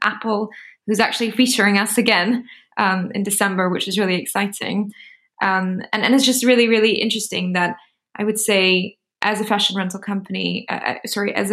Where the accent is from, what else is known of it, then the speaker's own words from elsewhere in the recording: Singapore; I'm from Singapore.